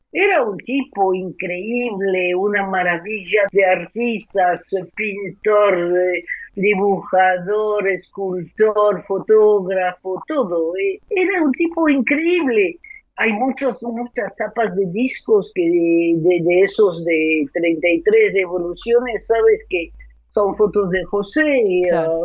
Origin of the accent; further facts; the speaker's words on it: France; also born or lived in Argentina; llego a Argentina, soy argentina, vuelvo a Francia, soy